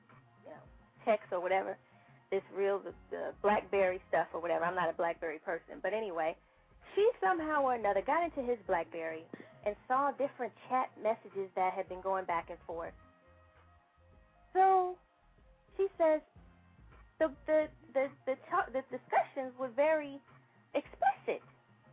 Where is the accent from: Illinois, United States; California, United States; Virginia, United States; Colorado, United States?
Illinois, United States; Chicago; moved away; I'm from Chicago originally